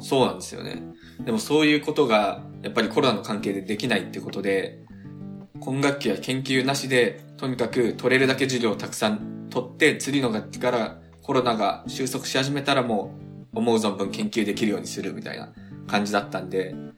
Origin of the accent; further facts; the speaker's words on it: Tokyo, Japan; moved away as an adult; now in United States; 高校までは東京、住み、東京生まれ、東京暮らしだったんですけど。